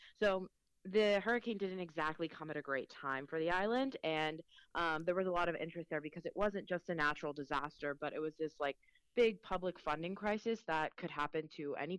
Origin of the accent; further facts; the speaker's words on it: Mexico; the Spanish that I'm used to is Mexico, is based in Mexico. I'm Mexican. I was born in Mexico.